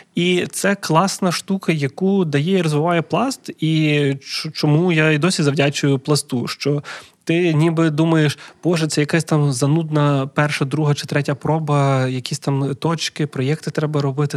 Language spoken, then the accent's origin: Ukrainian; Lviv, Lviv Oblast, Ukraine; moved away as an adult; now in Kyiv, Ukraine; я львів'янин, який на заробітках в Києві, хоча це вже там вісім років